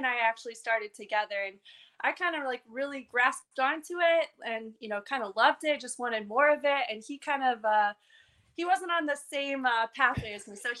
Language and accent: English; Indiana, United States; moved away as an adult; now in Connecticut, United States; I'm from Indiana